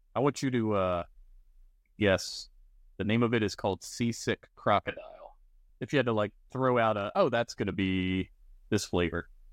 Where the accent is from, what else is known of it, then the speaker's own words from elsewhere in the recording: Maryland, United States; being from Maryland